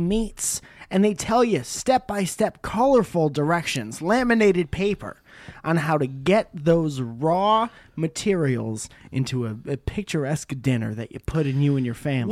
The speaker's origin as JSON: {"language": "English", "region": "Connecticut", "country": "United States", "tie": "born or raised there", "said": "I grew up in Connecticut"}